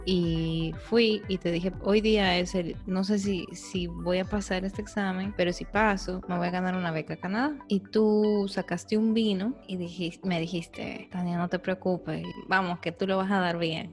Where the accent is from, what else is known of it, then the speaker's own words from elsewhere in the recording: Peru; moved away; nosotros como peruanos